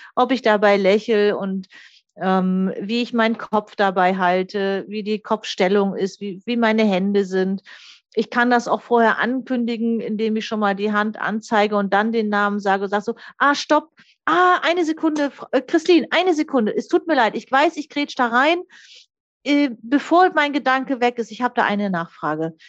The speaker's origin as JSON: {"language": "German", "area": "the North", "region": "Northern Germany", "country": "Germany", "said": "Ich komme ja hier aus dem Norden"}